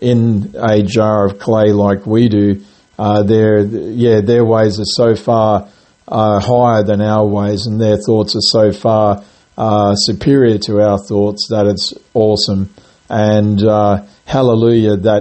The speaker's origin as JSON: {"language": "English", "town": "Grafton", "region": "New South Wales", "country": "Australia", "tie": "born or raised there", "moved": "yes", "lives_now": "Gold Coast, Australia", "said": "where I was born and raised, in a town called Grafton in New South Wales"}